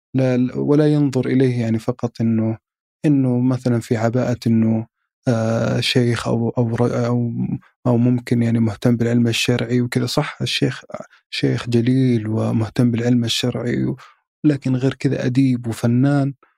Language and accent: Arabic; Saudi Arabia; اني من السعوديه